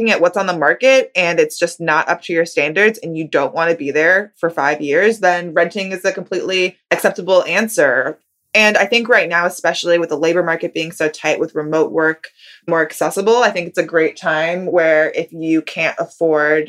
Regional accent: California, United States; I grew up in California

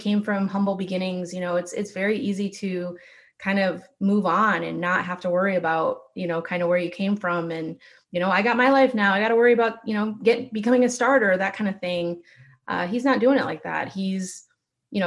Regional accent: Michigan, United States; I didn't grow up in California. I grew up in Michigan

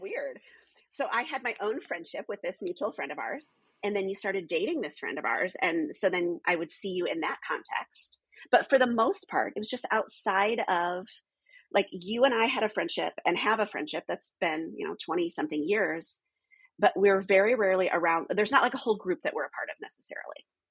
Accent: the North, United States; moved away as an adult; also born or lived in California; I wasn't Southern. I wasn't Southern Baptist. I was from the North

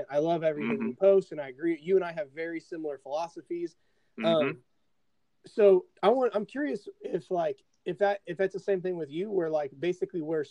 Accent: 30 miles south of Indianapolis, United States; I'm basically about 30 miles south of Indy

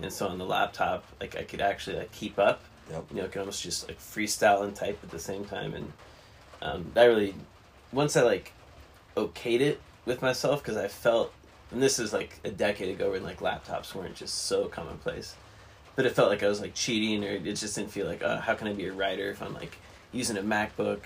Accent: Alaska, United States; also born or lived in Fort Collins, Colorado; I was originally from Alaska

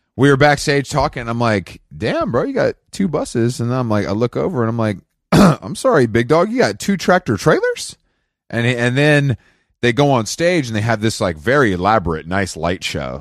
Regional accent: Atlanta, Georgia, United States; moved away; my stature as, like, a kind of returning king to my hometown

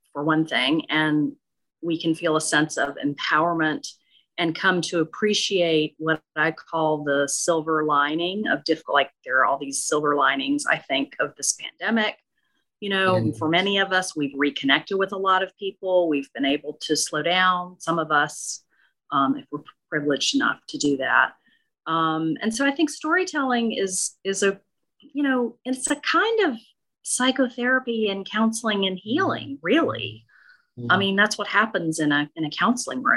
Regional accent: Okolona, Mississippi, United States; moved away; I grew up in Northeast Mississippi in a tiny town called Okolona near Tupelo

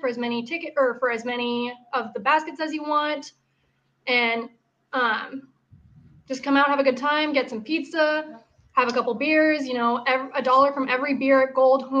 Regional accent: West Coast, United States; moved away as an adult; now in Cleveland, United States; I'm from the West Coast. Okay. I moved here for nursing school

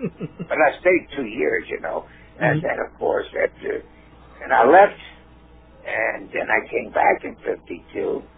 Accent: Baltimore, Maryland, United States; moved away as an adult; also born or lived in Hollywood, California; And I'm from Baltimore, Maryland.

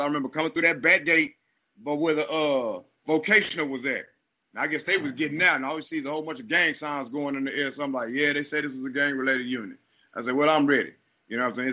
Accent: Killeen, Texas, United States; also born or lived in Chicago / Austin, Texas; I was born in Chicago, but raised in a little city called Killeen, Texas.

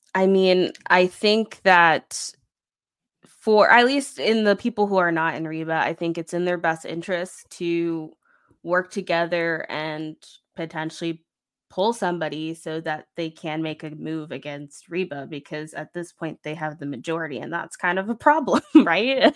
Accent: Florida, United States; moved away; also born or lived in Midwest; I'm from Florida, so that's, like, fake South, I guess, but it does has Southern elements, but I've also lived in the Midwest

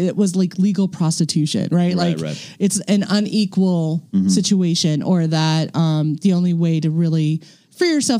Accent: Midwest, United States; also born or lived in San Francisco; now in Los Angeles, United States; I'm from the Midwest

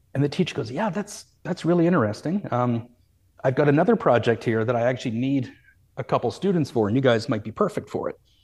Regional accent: Calgary, Alberta, Canada; I grew up in Calgary

